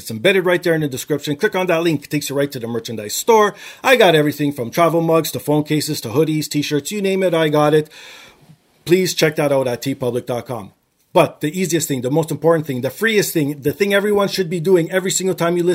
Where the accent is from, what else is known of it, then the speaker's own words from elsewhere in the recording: Canada; I'm first generation Canadian